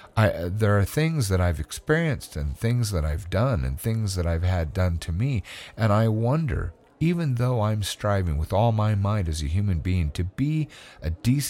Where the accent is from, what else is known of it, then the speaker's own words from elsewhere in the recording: California, United States; born there; moved away; because I was born in California where everyone said what they meant. And then I moved to another state where nobody said what they meant.